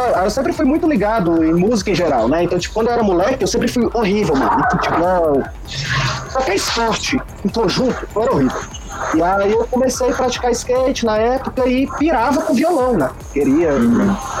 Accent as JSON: {"language": "Portuguese", "town": "Fortaleza", "region": "Ceará", "country": "Brazil", "tie": "born or raised there", "moved": "yes", "lives_now": "Curitiba, Brazil", "said": "Eu sou natural de Fortaleza, cearense, mas hoje moro em Curitiba"}